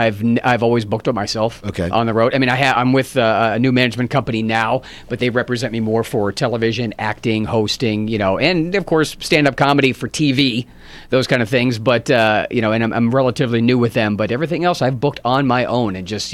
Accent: Pittsburgh, Pennsylvania, United States; It's been a while. I've done some corporate stuff there, but not the clubs. My hometown is great.

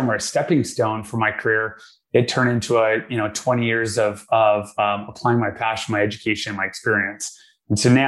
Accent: Vancouver, British Columbia, Canada; I was born and raised in Vancouver, Canada

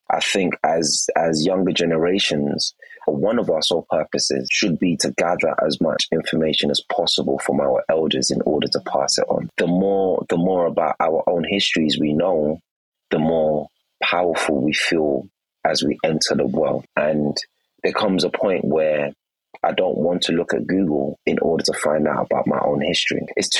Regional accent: England, United Kingdom; also born or lived in Nigeria; because I wasn't born in England, I was born in Nigeria. I arrived in England around 8 and 9.

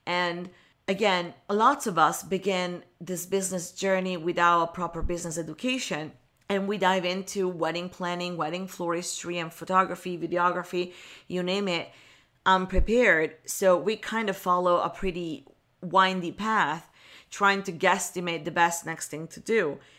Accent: Milan, Lombardy, Italy; moved away as an adult; now in Los Angeles, United States; communication agency in Milan, where I was born and raised in Italy

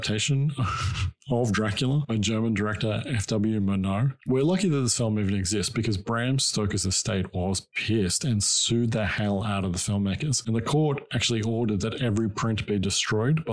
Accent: Australia; Growing up in Australia, I always wanted to get dressed up and go trick-or-treating

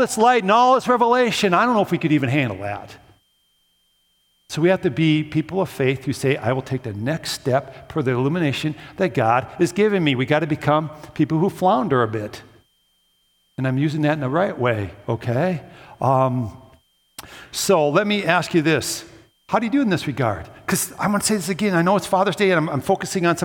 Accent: Coon Rapids, Minnesota, United States; I grew up a couple blocks away from the Mississippi River, spent most of my childhood down there

